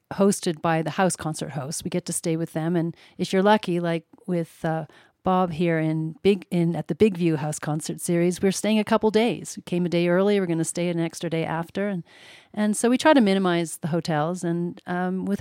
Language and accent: English; a little town north of Montreal, Quebec, Canada; now in Oakland, United States; I grew up in Canada, in a little town north of Montreal